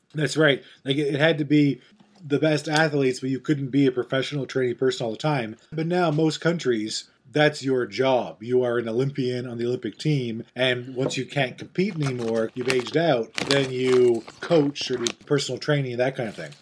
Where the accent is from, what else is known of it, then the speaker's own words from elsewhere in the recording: Canada; We're Canadian